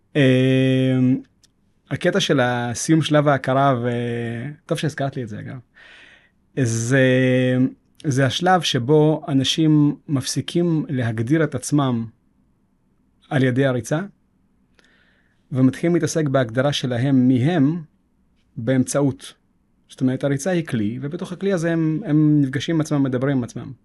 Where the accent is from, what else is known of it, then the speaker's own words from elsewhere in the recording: Jerusalem, Jerusalem District, Israel; רחובות ירושלים, וגדלתי שם.